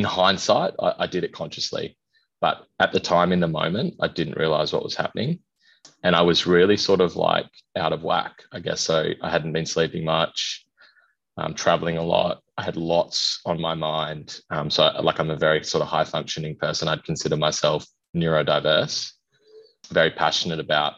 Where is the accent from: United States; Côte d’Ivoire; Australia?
Australia; Perth, Western Australia; moved away as an adult; also born or lived in Kalgoorlie, Western Australia; now in Brisbane, Australia; I am originally from Kalgoorlie, lived most of my life in Perth, but moved. I live in Brisbane now